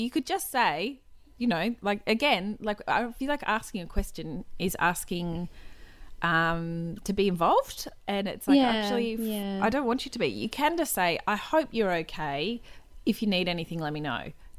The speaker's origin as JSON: {"language": "English", "region": "Queensland", "country": "Australia", "said": "I'm from Queensland, Claire. We don't do that up here, Claire."}